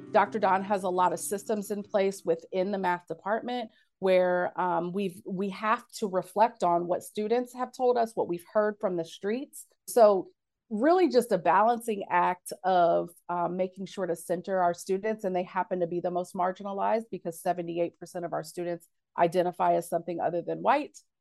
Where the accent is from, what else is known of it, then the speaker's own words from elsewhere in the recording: Cincinnati, Ohio, United States; from Cincinnati